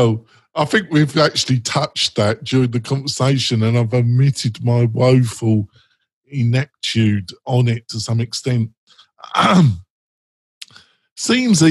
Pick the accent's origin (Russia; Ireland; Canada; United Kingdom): United Kingdom; England; I'm English